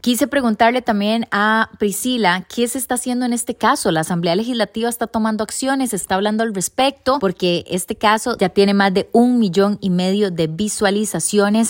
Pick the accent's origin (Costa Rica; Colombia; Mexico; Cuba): Costa Rica; como costarricenses